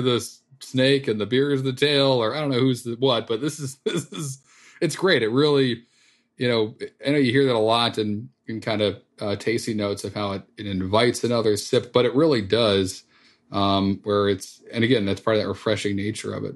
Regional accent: Northeast, United States; growing up in the Northeast

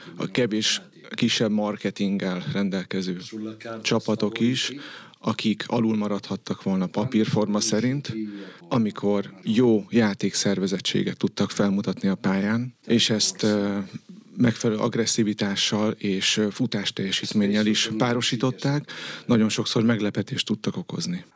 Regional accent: Italy; moved away as an adult; now in Hungary; én olasz vagyok

